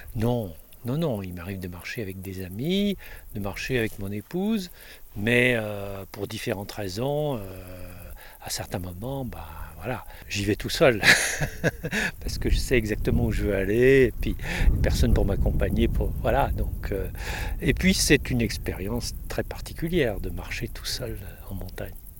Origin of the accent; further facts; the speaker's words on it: Paris, Île-de-France, France; also born or lived in Monestier-de-Clermont; Je suis parisien, mais je vis la moitié de mon l'année à Monestier